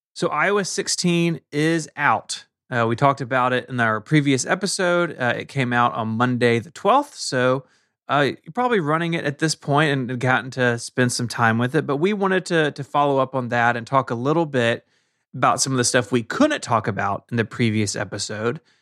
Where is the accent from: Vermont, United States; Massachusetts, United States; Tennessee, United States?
Tennessee, United States; Memphis; my hometown, Memphis, Tennessee